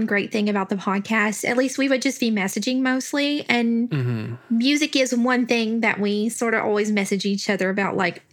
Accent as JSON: {"language": "English", "region": "the South", "country": "United States", "accent": "country", "said": "My accent is the only country thing about me."}